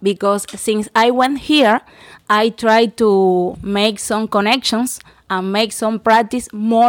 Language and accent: English; Cuba; English is a second language; I'm from Cuba. In my experience, it's a little bit different to the rest of our fellows because I came here in April.